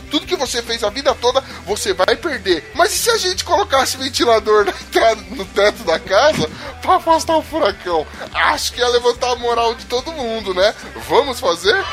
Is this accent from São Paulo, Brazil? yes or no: yes; São Paulo, Brazil; Eu sou da zona leste de São Paulo.